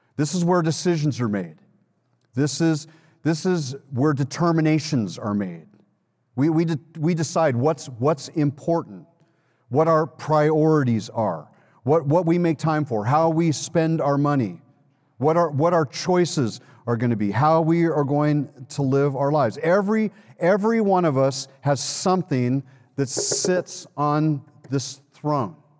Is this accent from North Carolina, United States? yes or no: no; Los Angeles, California, United States; moved away; I'm from Los Angeles